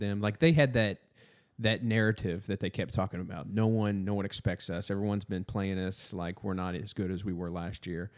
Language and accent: English; Southern Indiana, United States; moved away; I'm from Southern Indiana.